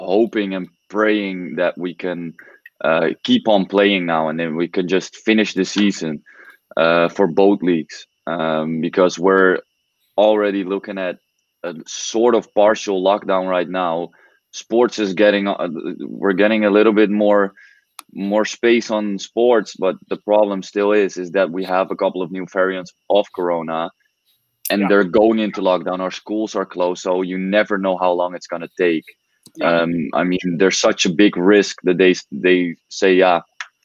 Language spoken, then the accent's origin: English; Almere, Flevoland, Netherlands; It's actually my hometown